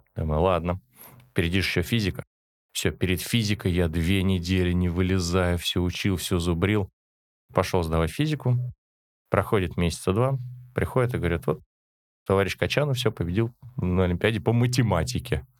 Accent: Moscow, Russia; Родился я еще в Советском Союзе, в Москве, в семье коренных москвичей

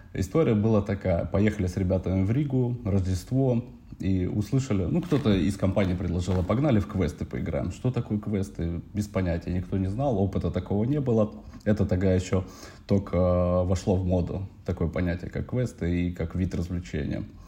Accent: Narva, Ida-Viru County, Estonia; moved away as an adult; now in Tallinn, Estonia; родом из Нарвы

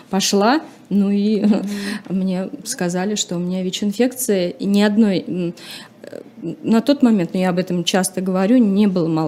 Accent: Chuvashia, Russia; И эта девочка из деревни, ну, получается, на тот момент я из села, из Чувашии, недалеко, то есть это э, сельская местность.

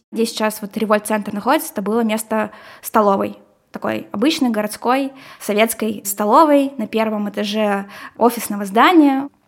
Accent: Kirov, Kirov Oblast, Russia; now in Syktyvkar, Russia; Вот я здесь э, нахожусь, э, я вообще из Кирова сюда приехала

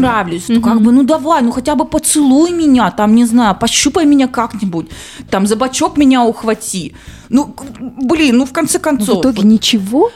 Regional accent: Urals, Russia; мы, уральцы, наоборот, привыкли к тому, что там снег

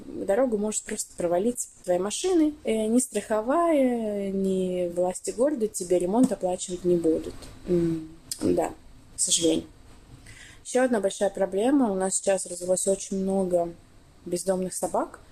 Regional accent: Astrakhan, Astrakhan Oblast, Russia; moved away; я 10 лет назад уехала из Астрахани, но я часто туда возвращаюсь

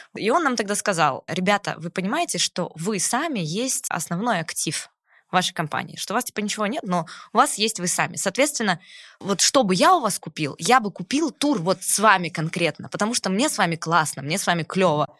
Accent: Novosibirsk, Novosibirsk Oblast, Russia; moved away; Я из Новосибирска, ну, вообще. Ага. Э, гордый сибиряк

